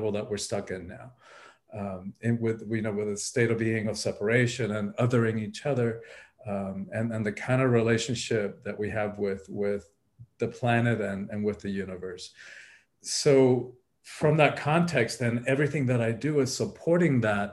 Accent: Miami, Florida, United States; moved away as an adult; also born or lived in Cuba / Hawaii / California; I went to high school here, so my family's always been here.

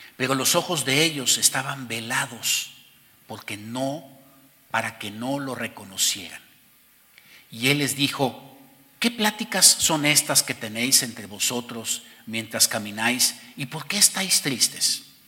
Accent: Mexico; además de ser mexicanos y por encima de ser mexicanos, somos hijos de Dios

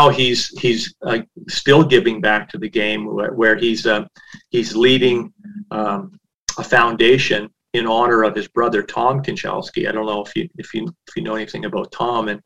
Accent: Nova Scotia, Canada; moved away as an adult; now in Okotoks, Canada; I wanted to go within Nova Scotia as far away from my hometown as I could

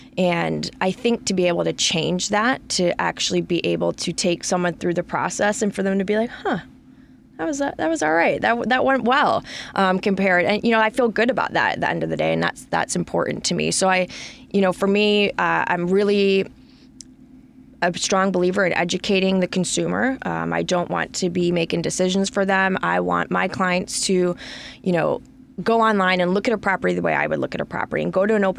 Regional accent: Farmington Hills, Michigan, United States; That is a Michigan number. I'm from Farmington Hills, went to high school there, and I've kept it.

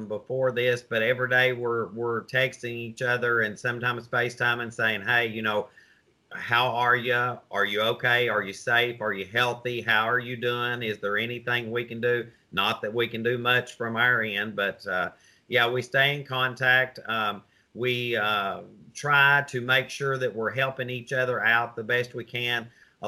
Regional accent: the South, United States; I'm a Southerner

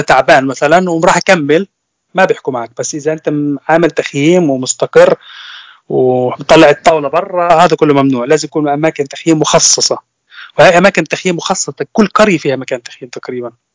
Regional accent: Nablus, West Bank, Palestine; moved away as an adult; now in Germany; أنا من فلسطين من مدينة نابلس طبعا طول عمري أنا عايش في فلسطين صار لي تقريبا ثلاث سنين مقيم في ألمانيا

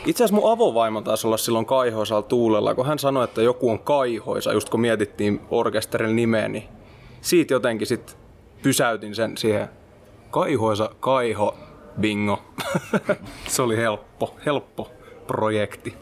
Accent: Mynämäki, Southwest Finland, Finland; mä ja meidän kiipparisti Siiri ollaan alun perin sieltä

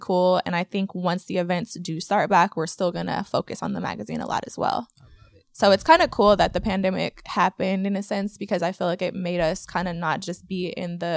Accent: Oakland, California, United States; We're from here, Oakland, California, born and raised

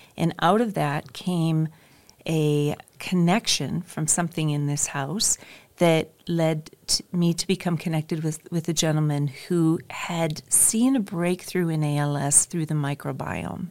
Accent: North Dakota, United States; moved away as an adult; also born or lived in Minnesota / Michigan; now in Redding, United States; I'm originally from the Midwest, from North Dakota

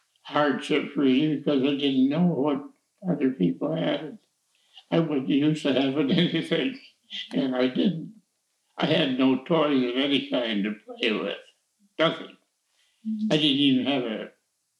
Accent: Pontiac, Michigan, United States; also born or lived in Cadillac, Michigan; I was born in Pontiac, Michigan, but there were five little kids in my family.

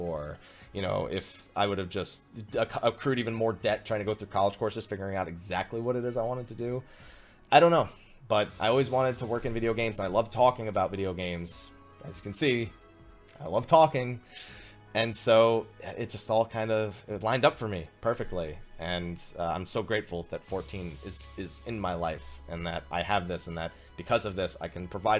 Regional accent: New Jersey, United States; I grew up in New Jersey, and I grew up in kind of a rowdy environment

